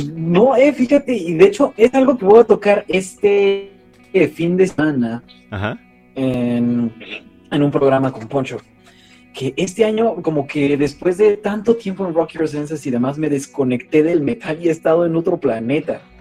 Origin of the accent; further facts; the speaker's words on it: Mexico; los mexicanos somos muy tibios